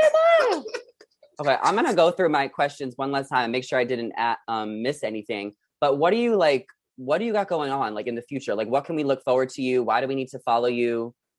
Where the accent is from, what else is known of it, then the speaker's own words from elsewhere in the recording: New York, United States; now in Los Angeles, United States; I'm from New York